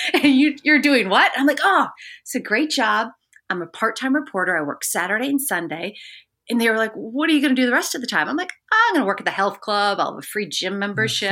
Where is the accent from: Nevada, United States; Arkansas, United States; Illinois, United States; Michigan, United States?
Michigan, United States; Bloomfield Township; moved away as an adult; also born or lived in Missoula, Montana / Hartford, Connecticut; I grew up in a suburb of Detroit, Michigan, um, Bloomfield Township